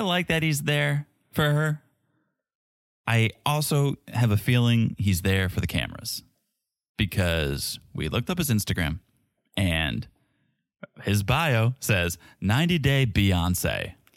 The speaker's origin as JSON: {"language": "English", "country": "United States", "said": "as an American"}